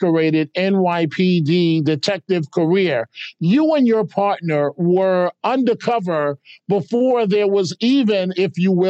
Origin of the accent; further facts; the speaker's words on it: New York City, New York, United States; As a kid growing up in New York City, the Bronx